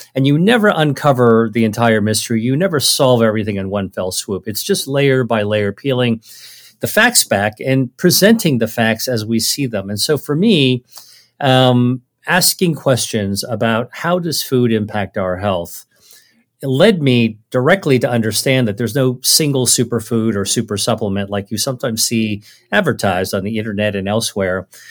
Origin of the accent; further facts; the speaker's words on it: United States; my parents are originally from China, and so I grew up really as a Chinese American. I, I grew up in America